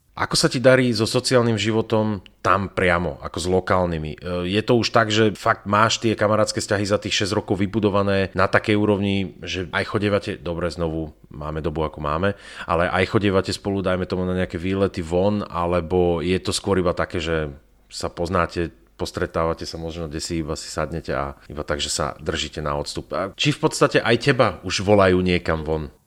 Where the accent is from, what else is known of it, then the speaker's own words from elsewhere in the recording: Slovakia; ja som zo Slovenska